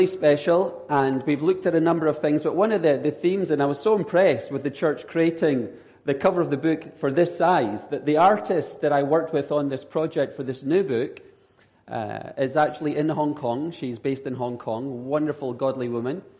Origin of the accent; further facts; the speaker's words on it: Edinburgh, Scotland, United Kingdom; accent: Scottish; now in San Diego, United States; I am from Edinburgh, Scotland, but I now live in San Diego, California. So people in California are learning to deal with the Scottish accent